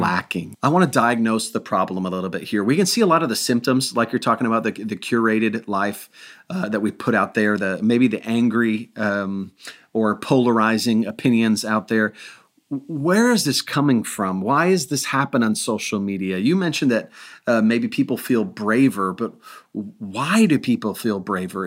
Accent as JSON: {"language": "English", "town": "Milwaukee", "region": "Wisconsin", "country": "United States", "tie": "born or raised there", "moved": "yes", "said": "I grew up in Milwaukee"}